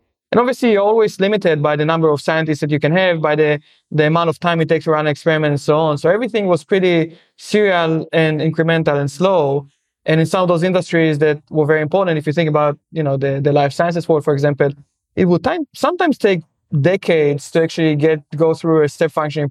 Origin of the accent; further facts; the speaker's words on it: Israel; moved away as an adult; I'm from Israel originally